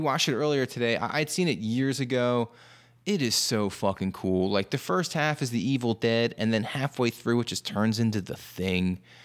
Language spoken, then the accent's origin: English; New Jersey, United States; I'm, I'm from New Jersey. It's a regional dialect